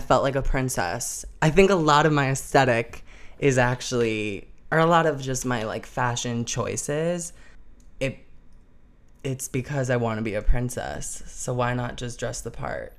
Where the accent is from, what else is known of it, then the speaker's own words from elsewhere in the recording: Arlington Heights, Illinois, United States; moved away as an adult; I was born and raised in Arlington Heights, Illinois. I wasn't born there, but from a suburb in Chicago